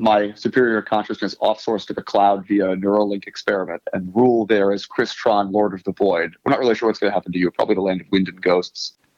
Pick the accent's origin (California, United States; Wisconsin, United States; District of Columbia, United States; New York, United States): District of Columbia, United States; Washington; I am from Washington, D.C. originally